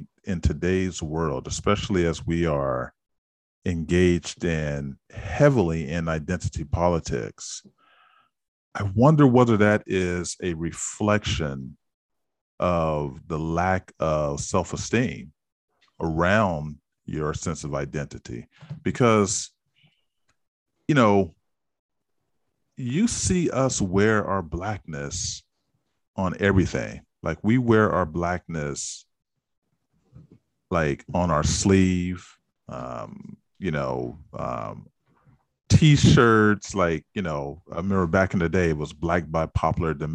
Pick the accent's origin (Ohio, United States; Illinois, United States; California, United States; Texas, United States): California, United States; San Francisco; growing up in San Francisco did feel a bit unique in that, you know, you were from this historically black neighborhood